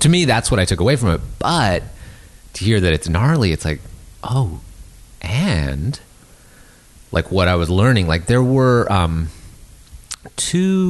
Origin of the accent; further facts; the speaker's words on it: Canada; now in Los Angeles, United States; as being distant from California, growing up in Canada